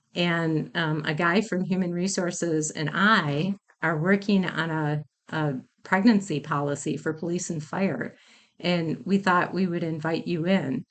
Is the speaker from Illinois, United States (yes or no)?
no; Mount Pleasant, Wisconsin, United States; I am from Wisconsin. I grew up in the town of Mount Pleasant, which is in Racine County